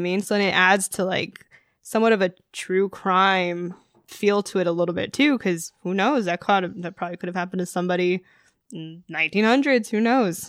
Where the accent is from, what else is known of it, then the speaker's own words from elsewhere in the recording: Superior, Arizona, United States; just from Arizona. Born and raised.